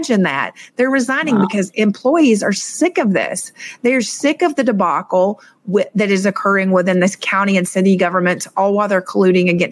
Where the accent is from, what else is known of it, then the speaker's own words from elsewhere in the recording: Suwanee, Georgia, United States; now in Miami, United States; I was born and raised in Suwanee, Georgia